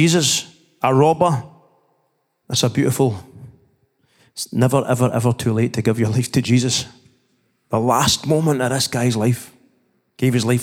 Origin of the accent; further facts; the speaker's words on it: Scotland, United Kingdom; growing up in the Church of Scotland